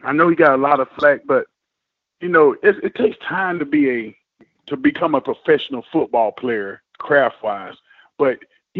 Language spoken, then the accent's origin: English; South Georgia, United States; I'm from Georgia, South Georgia